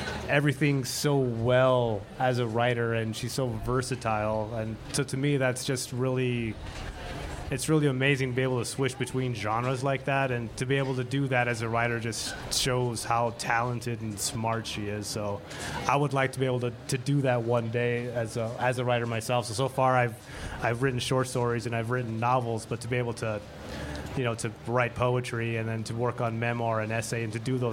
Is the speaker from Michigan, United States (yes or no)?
no; El Paso, Texas, United States; born or raised there; moved away as an adult; now in Tucson, United States